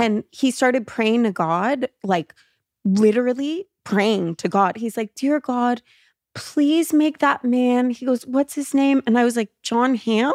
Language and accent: English; Los Angeles, California, United States; growing up in L